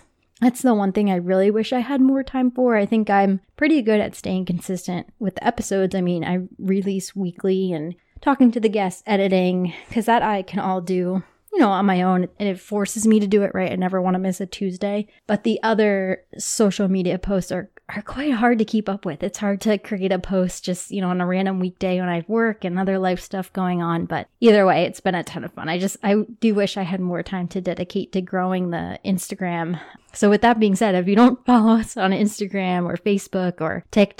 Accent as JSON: {"language": "English", "town": "Toms River", "region": "New Jersey", "country": "United States", "tie": "born or raised there", "said": "A little bit about me. I grew up in New Jersey in Toms River. Shout out to my family. It's near Seaside, if you're familiar with the Jersey Shore. I grew up there my whole life"}